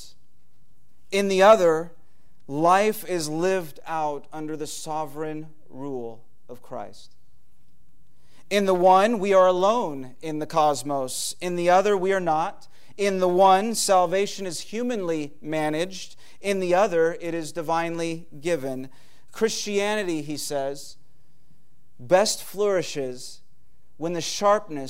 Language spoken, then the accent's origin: English; United States; we have as American people